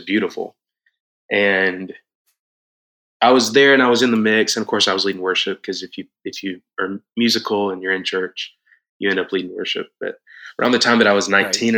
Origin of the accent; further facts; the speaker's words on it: Moultrie, Georgia, United States; moved away as an adult; now in Atlanta, United States; I grew up in church in South Georgia, like almost Florida, okay. tiny little town called Moultrie